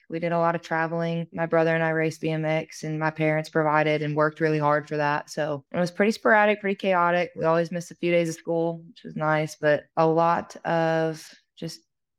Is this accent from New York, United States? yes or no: no; Vermont, United States; born or raised there